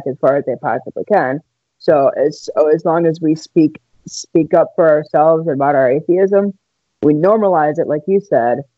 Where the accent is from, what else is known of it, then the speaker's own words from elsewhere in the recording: Wisconsin, United States; I am from Wisconsin